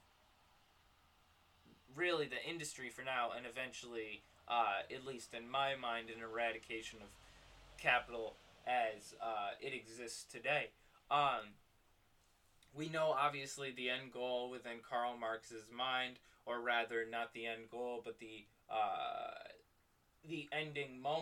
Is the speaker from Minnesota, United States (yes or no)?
no; New York, United States; my hometown is actually not a small city. It's actually one of the largest metropolitan city within New York